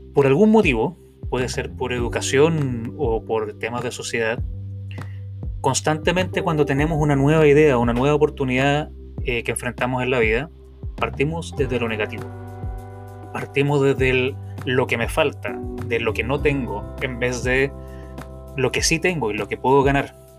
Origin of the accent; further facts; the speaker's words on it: Viña del Mar, Valparaíso, Chile; now in San Juan, Puerto Rico; nacido y criado en Viña del Mar, Chile, pero actualmente viviendo en San Juan, en Puerto Rico